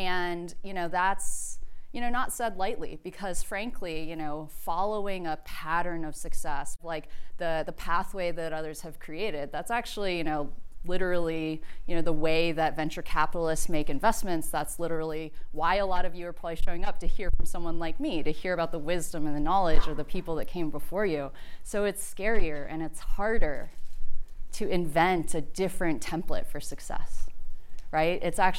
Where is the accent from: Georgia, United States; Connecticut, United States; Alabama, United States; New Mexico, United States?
Alabama, United States; Birmingham; I'm from Birmingham, Alabama, deep south. I was one of two non-white people in my high school in a deeply segregated community.